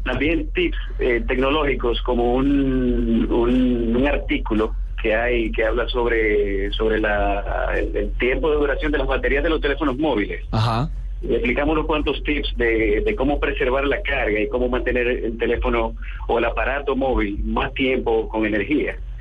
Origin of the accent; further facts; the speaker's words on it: Dominican Republic; aquí en mi país, en, en República Dominicana